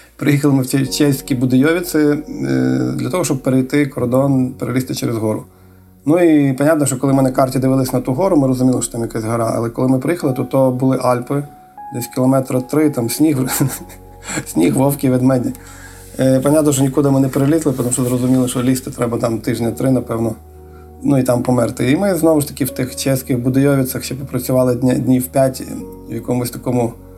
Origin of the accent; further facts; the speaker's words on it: Kamianets-Podilskyi, Khmelnytskyi Oblast, Ukraine; also born or lived in Moldova; там я родився і зразу на другий день вже переїхав знову в Кам'янець